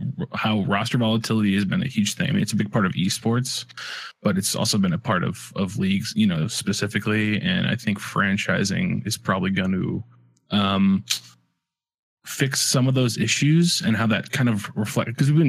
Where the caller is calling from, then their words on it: Chicago, Illinois, United States; I am calling in from sunny Chicago.